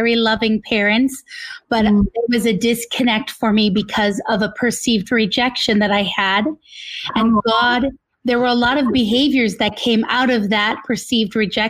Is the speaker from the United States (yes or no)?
yes; northern Minnesota, United States; also born or lived in California; I was born in California, and we moved to northern Minnesota to be near my grandparents